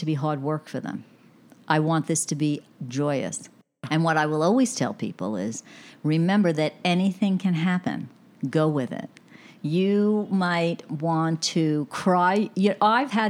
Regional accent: New York City, New York, United States; accent: Bronx; my Bronx accent

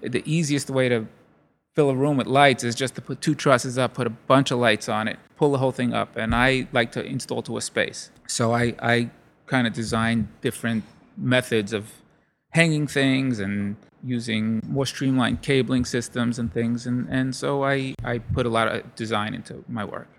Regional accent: Brooklyn, New York, United States; also born or lived in Long Island; I grew up in Brooklyn

